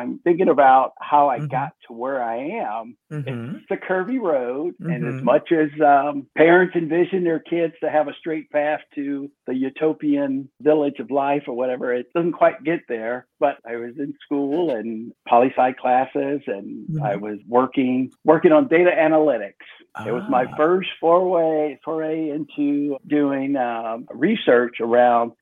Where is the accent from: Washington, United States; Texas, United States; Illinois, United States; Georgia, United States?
Illinois, United States; Chicago; I'm from Chicago.